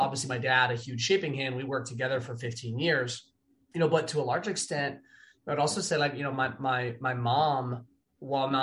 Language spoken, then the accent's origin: English; Los Angeles, California, United States; also born or lived in Wooster, Ohio; my hometown on the beach